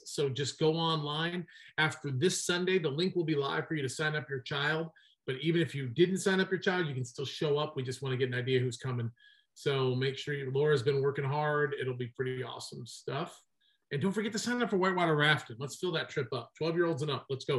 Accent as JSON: {"language": "English", "region": "the North", "country": "United States", "moved": "yes", "lives_now": "South Carolina, United States", "said": "I am a Northerner who married a Southerner."}